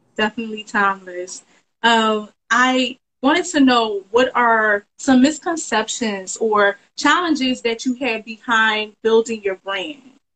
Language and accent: English; Philadelphia, Pennsylvania, United States; Philadelphia, my hometown